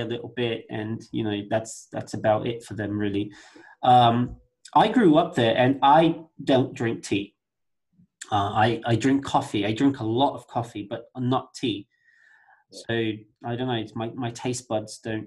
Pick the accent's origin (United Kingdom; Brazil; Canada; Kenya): Brazil; for us here in Brazil